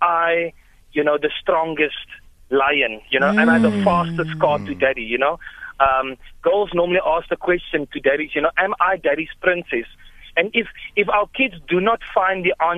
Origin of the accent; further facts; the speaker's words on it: Cape Town, Western Cape, South Africa; now in Upington, South Africa; I'm originally from Cape Town. I live in Upington for the last 15 years.